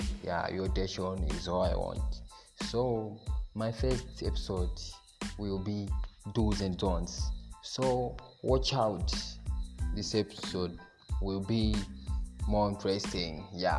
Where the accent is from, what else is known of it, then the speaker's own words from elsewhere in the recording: Malawi; I'm from Malawi